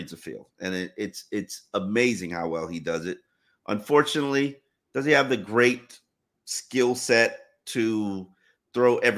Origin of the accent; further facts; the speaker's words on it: California, United States; I'm from California, so this is the coldest I've ever I've ever felt.